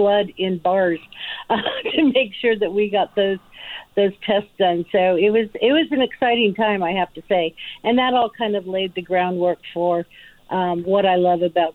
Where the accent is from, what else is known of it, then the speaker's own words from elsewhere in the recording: Las Vegas, Nevada, United States; moved away as an adult; Born and raised, yes, 60 years I was there